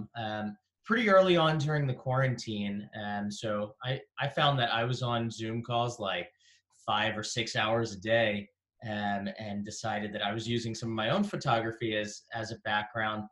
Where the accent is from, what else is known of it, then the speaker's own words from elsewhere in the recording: Baltimore, Maryland, United States; moved away as an adult; now in Orlando, United States; I grew up in Baltimore, Maryland through high school.